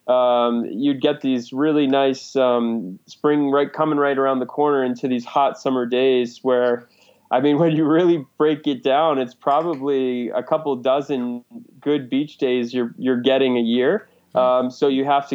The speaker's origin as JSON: {"language": "English", "area": "just outside of Cape Cod", "region": "New England", "country": "United States", "tie": "born or raised there", "said": "I grew up in New England, just outside of Cape Cod, so always grew up by the water."}